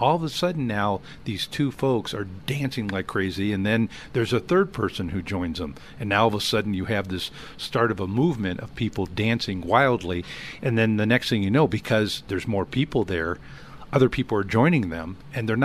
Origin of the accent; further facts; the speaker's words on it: Southern California, United States; I grew up in Southern California